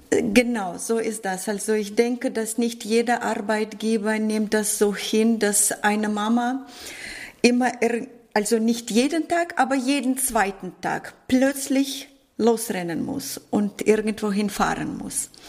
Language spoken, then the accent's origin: German; Northern Germany, Germany; Doch, ich komme aus Norddeutschland und wir sagen hier moin.